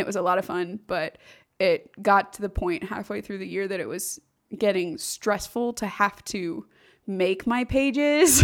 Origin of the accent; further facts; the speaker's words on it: Overland Park, Kansas, United States; moved away; also born or lived in Indiana; I grew up in the Kansas City area, Overland